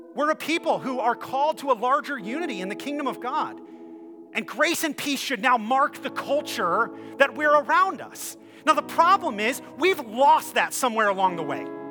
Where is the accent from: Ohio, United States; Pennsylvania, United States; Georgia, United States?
Ohio, United States; now in Michigan, United States; I'm from Ohio